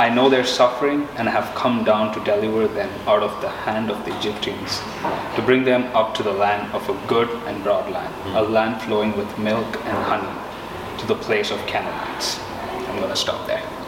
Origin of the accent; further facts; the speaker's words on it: India; moved away as an adult; now in Tulsa, United States; I'm originally from India uh, I did my undergrad as an engineer, mm. uh, then moved here